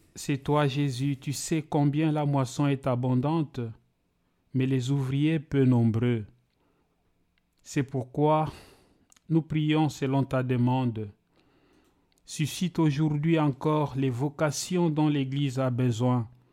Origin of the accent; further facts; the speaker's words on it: DR Congo; also born or lived in Kamina, Katanga / Kalemie / Ilebo, Kasai; now in Switzerland; je suis né en République démocratique du Congo, à Kamina, dans la province euh, du Katanga.